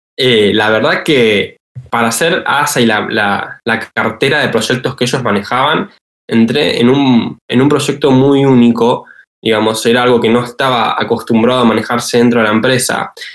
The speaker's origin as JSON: {"language": "Spanish", "town": "Bahía Blanca", "region": "Buenos Aires Province", "country": "Argentina", "moved": "as an adult", "lives_now": "Buenos Aires, Argentina", "said": "soy de Bahía Blanca, vivo en Capital Federal"}